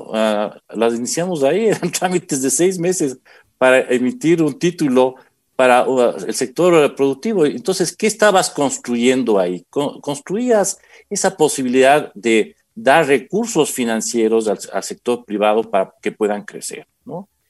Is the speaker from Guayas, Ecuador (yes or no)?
no; Quito, Pichincha, Ecuador; yo aquí en Quito, soy quiteño